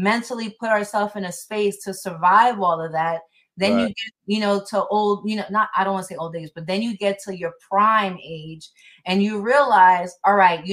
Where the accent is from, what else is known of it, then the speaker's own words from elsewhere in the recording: New York City, New York, United States; moved away as an adult; now in Florida, United States; when I was growing up in New York